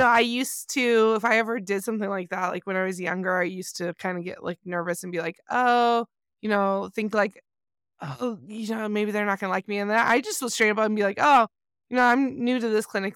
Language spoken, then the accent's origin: English; Southern California, United States; I grew up in Southern California